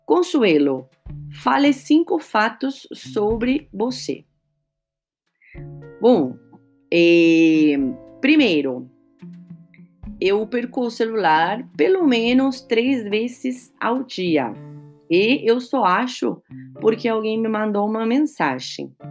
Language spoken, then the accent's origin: Portuguese; Argentina; now in São Paulo, Brazil; eu moro em São Paulo, mas sou argentina com ascendente em Calábria, na Itália, tá bom?